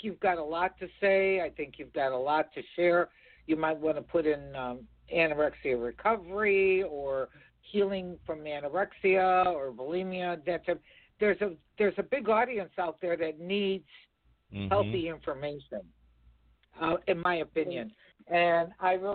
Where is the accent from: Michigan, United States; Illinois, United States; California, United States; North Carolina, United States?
Illinois, United States; Chicago; I'm a girl from Chicago